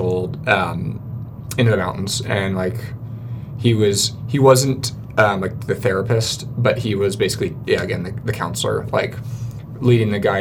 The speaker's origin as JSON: {"language": "English", "town": "Portland", "region": "Oregon", "country": "United States", "tie": "born or raised there", "moved": "as an adult", "lives_now": "Salt Lake Valley, United States", "said": "I grew up in Portland"}